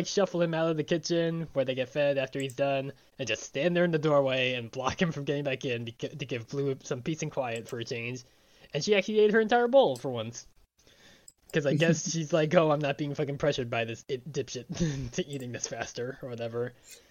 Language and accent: English; Long Island, New York, United States; also born or lived in North Carolina; growing up on Long Island